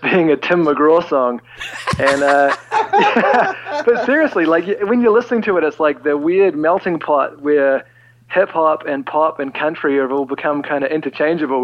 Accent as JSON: {"language": "English", "country": "New Zealand", "said": "we're from New Zealand and not Australia"}